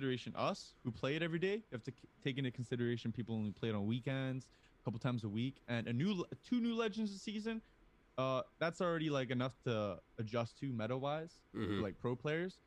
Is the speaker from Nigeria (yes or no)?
no; Hamilton, Ontario, Canada; I am from Hamilton, Ontario, so I'm a Tiger Cats fan